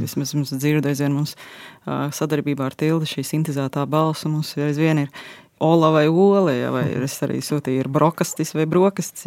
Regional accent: Latvia; mēs esam latvieši tādi mierīgāki, klusāki

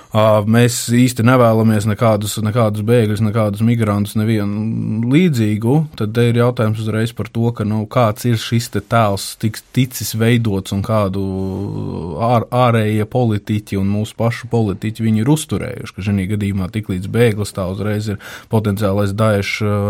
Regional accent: Latvia

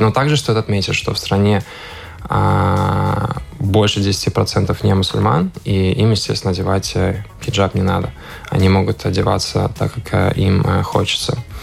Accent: Riga, Latvia; also born or lived in Indonesia; я рижанин, я родился в Риге

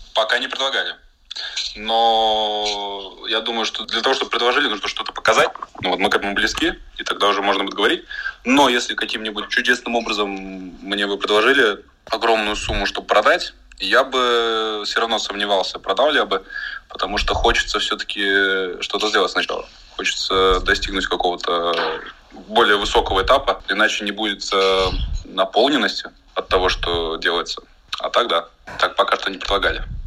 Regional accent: Latvia; мы все из Латвии

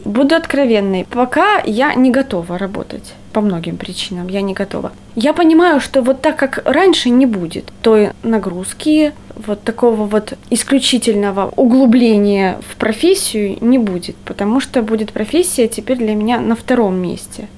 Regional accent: Kharkiv, Kharkiv Oblast, Ukraine; moved away as an adult; now in Riga, Latvia; я же из Харькова

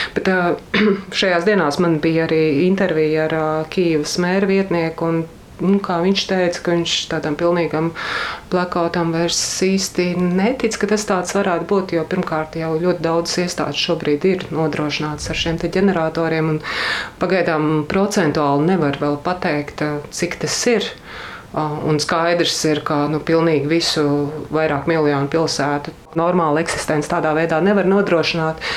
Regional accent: Latvia; es esmu no Latvijas

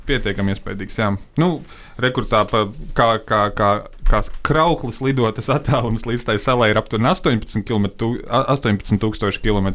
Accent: Latvia; mēs no Latvijas uh, devāmies uz tālāku apdzīvoto vietu no mājām, no Latvijas

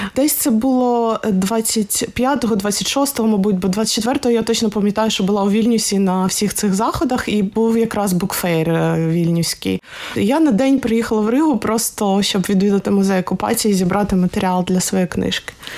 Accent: Odesa, Odesa Oblast, Ukraine; я з Одеси

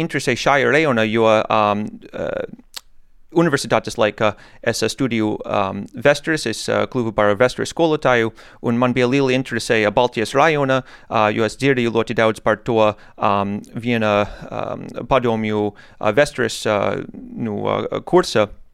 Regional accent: United States; Latvian is a second language; moved away as an adult; now in Jelgava, Latvia; oriģināli es esmu no Amerikas

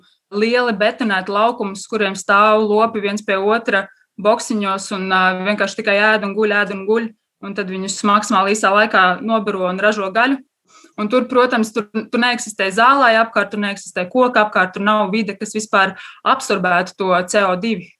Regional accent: Latvia; es esmu no laukiem, es esmu dzimusi tepat uh, Bauskas pusē, lauksaimnieku ģimenē

